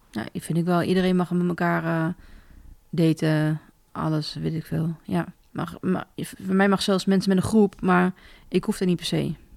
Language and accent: Dutch; Dalfsen, Overijssel, Netherlands; ik kom uit Dalfsen, dus dicht mhm. bij Zwolle.